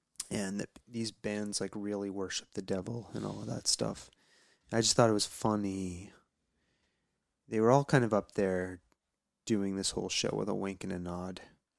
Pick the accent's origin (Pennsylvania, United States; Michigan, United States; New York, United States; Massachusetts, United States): Massachusetts, United States; Danvers; now in near Amherst, United States; I grew up on the North Shore.